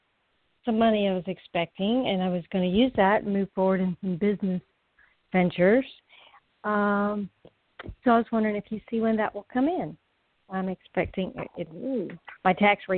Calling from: Florida, United States; I'm calling from Florida

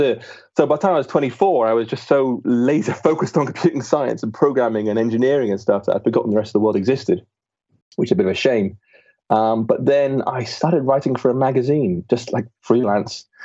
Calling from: Bath, South West England, United Kingdom; A small town in England called Bath.

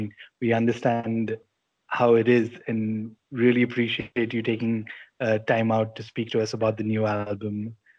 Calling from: India; we're calling up from India

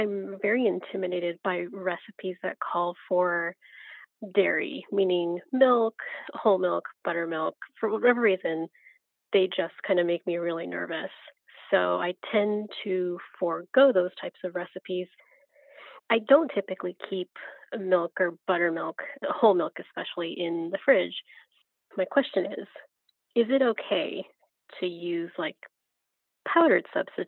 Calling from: Anaheim, California, United States; I'm calling from Anaheim

